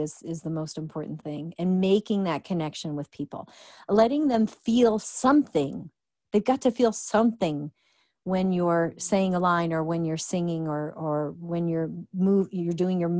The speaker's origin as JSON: {"language": "English", "region": "Illinois", "country": "United States", "moved": "yes", "lives_now": "Georgia, United States", "said": "I'm from Illinois"}